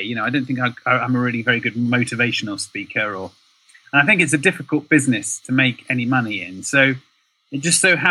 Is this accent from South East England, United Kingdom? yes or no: yes; Oxford, South East England, United Kingdom; moved away as an adult; also born or lived in London; I grew up in Oxford